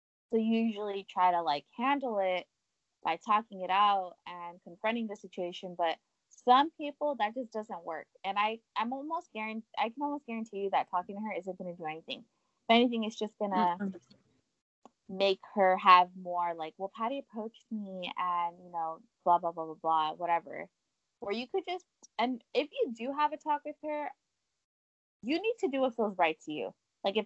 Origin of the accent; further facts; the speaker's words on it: Texas, United States; moved away; also born or lived in California; I grew up in Texas, but I also grew up in Cali